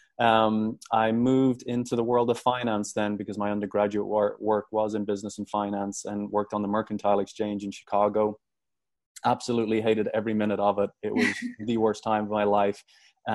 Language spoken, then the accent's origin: English; Dublin, Leinster, Ireland; moved away as an adult; also born or lived in Fresno, California, United States; now in United States; I grew up in Dublin, Ireland.